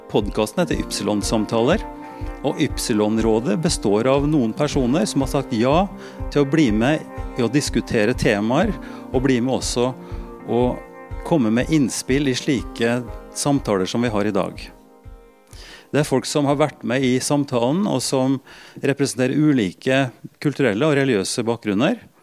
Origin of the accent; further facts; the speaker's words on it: Norway; Som nordmann i, i mange generasjoner